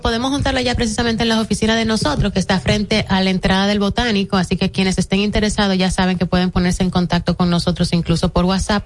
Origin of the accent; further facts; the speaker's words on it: Dominican Republic; nos caracteriza como dominicanos